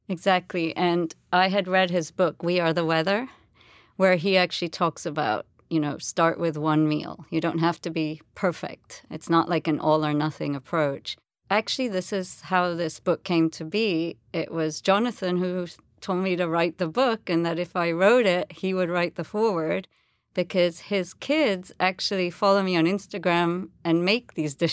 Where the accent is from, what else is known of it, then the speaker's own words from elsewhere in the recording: India; It has some basis in Hinduism, and interestingly, you know, that I am Indian, so it sort of brought my two experiences together.